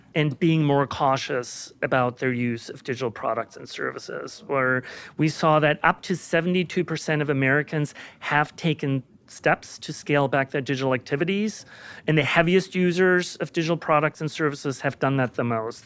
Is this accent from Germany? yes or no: yes; Germany; moved away as an adult; now in United States; I was born and raised in Germany.